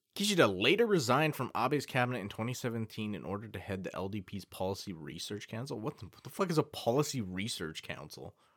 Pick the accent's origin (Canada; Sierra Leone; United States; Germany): Canada; As a Canadian man